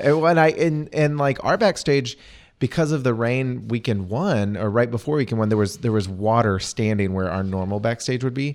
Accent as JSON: {"language": "English", "town": "Yoakum", "region": "Texas", "country": "United States", "said": "I'm from Yoakum."}